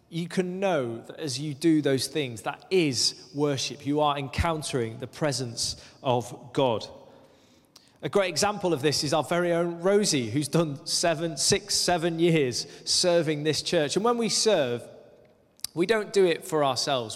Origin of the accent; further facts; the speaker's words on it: Lake District, North West England, United Kingdom; moved away as an adult; also born or lived in Aberdeen, Scotland; When I was nineteen, I moved from the Lake District, where I'd grown up, uh, to the northeast of Scotland, to Aberdeen.